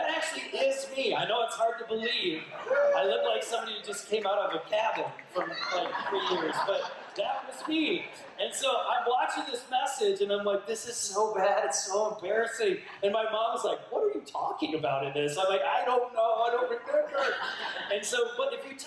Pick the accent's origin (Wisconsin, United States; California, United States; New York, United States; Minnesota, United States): Minnesota, United States; moved away; my home state, Minnesota, where I grew up